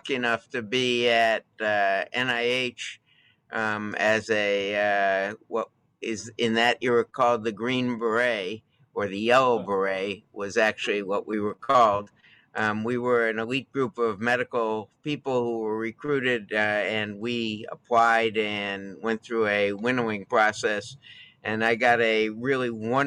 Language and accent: English; Buffalo, New York, United States; I grew up in Buffalo, New York